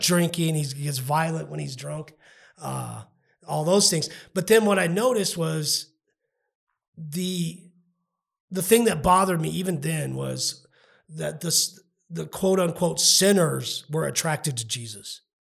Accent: El Paso, Texas, United States; I grew up in Northeast El Paso

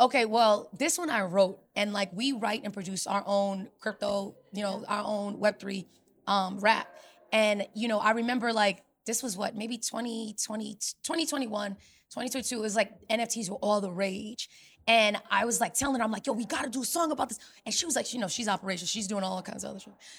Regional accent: New York City, New York, United States; selling enterprise software in New York City, my hometown, Silicon Alley

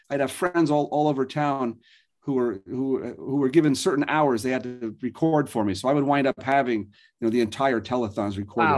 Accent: Norwalk, Connecticut, United States; also born or lived in Trumbull, Connecticut; I grew up in the suburbs of New York City in Connecticut.

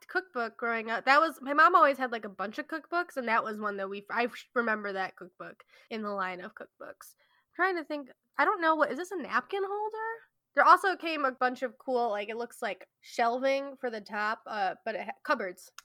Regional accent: Midwest, United States; I am from the Midwest

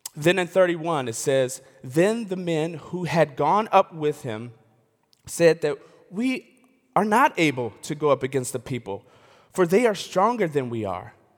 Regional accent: Elmhurst, Illinois, United States; I grew up in the West Suburbs. of Chicago. A, a, and I like to say I'm from Chicago. I can't really claim it because I'm from the west suburbs of Chicago. It's, it's, it's Elmhurst

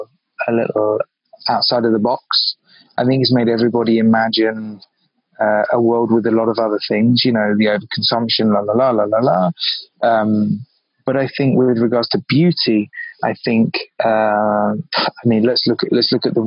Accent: London, United Kingdom; moved away as an adult; also born or lived in Biarritz, France; now in New York, United States; I grew up in London. I cut my teeth in London. I'm from London.

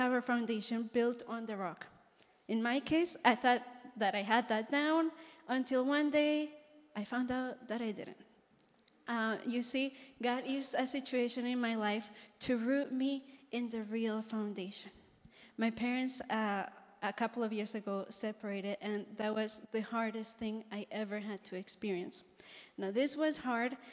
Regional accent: Colombia; moved away; I'm from Colombia.

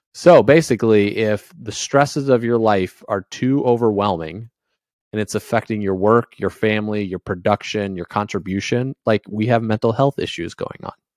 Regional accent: Indiana, United States; moved away; also born or lived in New England; I grew up in Indiana

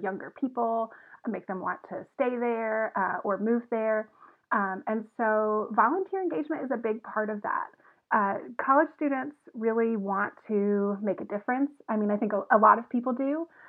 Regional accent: Evans, Georgia, United States; also born or lived in Athens, Georgia; now in Arkansas, United States; I'm originally from Augusta, Georgia, uh, actually from Evans, Georgia, but it's Augusta

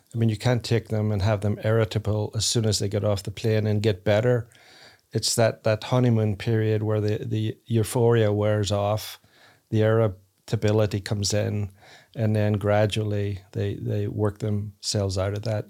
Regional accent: Northern Ireland, United Kingdom; now in United States; I grew up in Ireland, Northern Ireland, so people aren't typically nice to each other

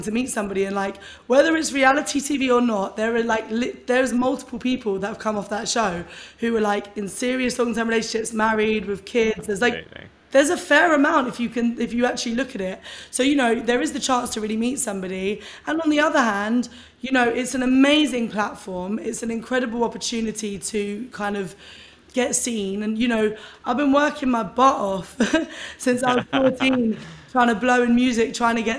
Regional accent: London, United Kingdom; I was born and raised in London

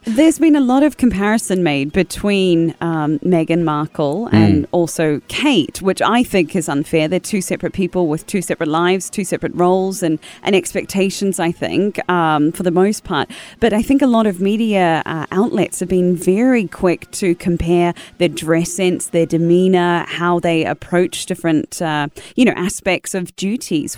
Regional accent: New Zealand; I'm part of the commonwealth, being a Kiwi

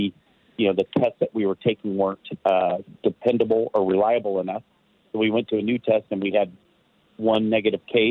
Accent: Marysville, California, United States; moved away as an adult; now in Nevada County, United States; I came from Marysville

